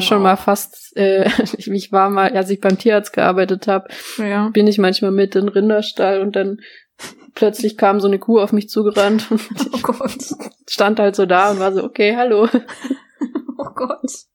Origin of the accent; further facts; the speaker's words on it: Baden-Württemberg, Germany; ich komme aus Baden-Württemberg